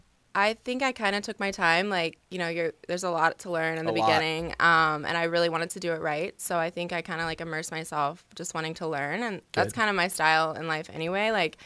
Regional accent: Fernandina Beach, Florida, United States; I'm a Florida native, born and raised in Fernandina Beach, Florida.

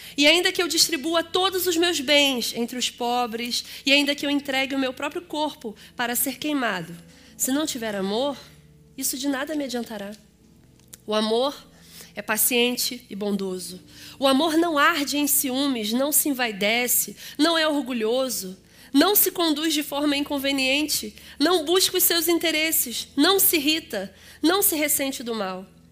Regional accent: Rio de Janeiro, Brazil; eu sou carioca. Vocês devem ter reparado que o meu sotaque é diferenciado

